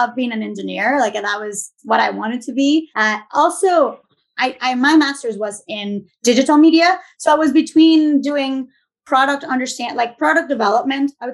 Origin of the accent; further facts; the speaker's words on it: Venezuela; moved away as an adult; also born or lived in Boston, Massachusetts / Mansfield, Massachusetts; now in Wrentham, United States; I'm originally from Venezuela. I grew up there.